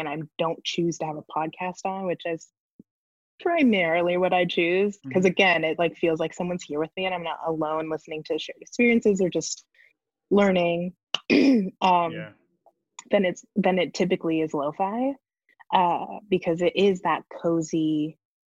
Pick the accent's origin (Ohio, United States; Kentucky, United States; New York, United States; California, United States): California, United States; Northern; I grew up in Northern California in a very like quiet, like wine country.